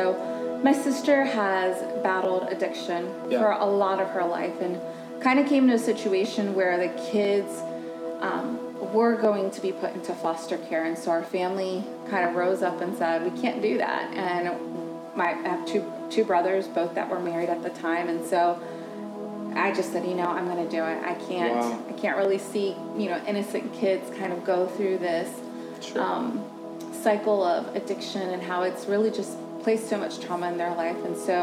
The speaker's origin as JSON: {"language": "English", "region": "Maryland", "country": "United States", "also_born_or_lived": "California", "moved": "yes", "lives_now": "Virginia, United States", "said": "I didn't grow up in Virginia. I'm originally from Maryland, was born in California, so just did a couple moves"}